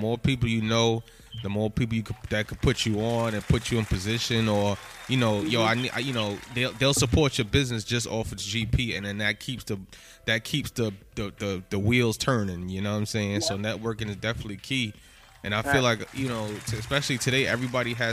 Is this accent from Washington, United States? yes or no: no; New York City, New York, United States; I'm from Soundview.